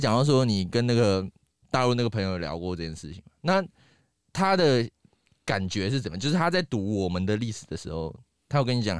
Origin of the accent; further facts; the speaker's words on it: Taiwan; 我们在台湾这样